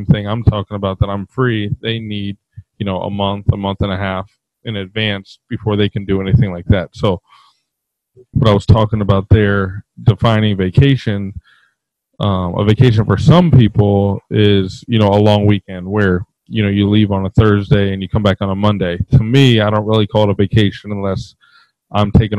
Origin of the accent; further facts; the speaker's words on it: Dallas, Texas, United States; now in Midwest, United States; I used to live in Dallas, or I grew up in Dallas